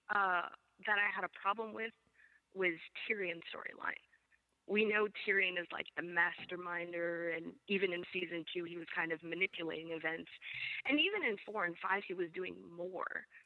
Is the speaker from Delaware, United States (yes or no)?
no; New York, United States; moved away; I'm from New York, actually, originally.